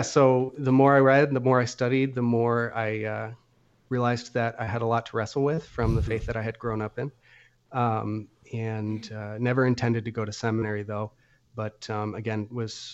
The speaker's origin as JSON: {"language": "English", "region": "New Hampshire", "country": "United States", "tie": "born or raised there", "also_born_or_lived": "Illinois", "moved": "as an adult", "said": "I grew up in New Hampshire"}